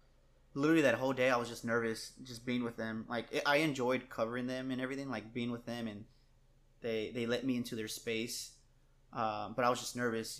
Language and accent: English; San Antonio, Texas, United States; growing up on the West Side